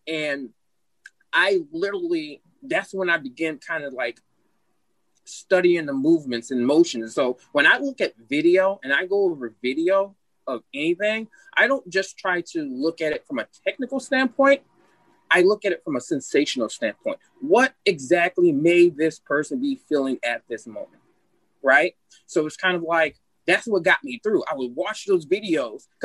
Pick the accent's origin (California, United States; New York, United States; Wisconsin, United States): Wisconsin, United States; moved away as an adult; I'm from Wisconsin